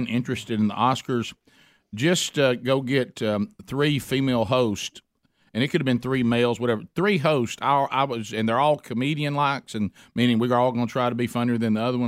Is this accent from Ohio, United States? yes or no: no; Oxford, Alabama, United States; my hometown as Anniston. Okay, you mean Anniston? I said no, I mean Oxford